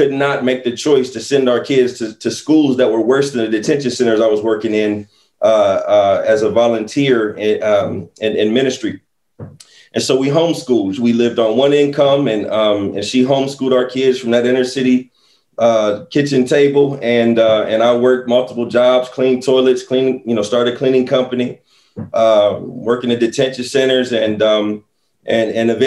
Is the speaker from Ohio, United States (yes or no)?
yes; Central Ohio, United States; I'm from Central Ohio, you know, go Bucks out here in Columbus, Ohio.